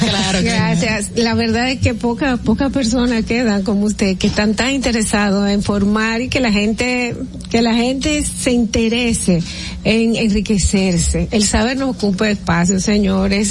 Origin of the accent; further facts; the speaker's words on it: Dominican Republic; nosotros como dominicanos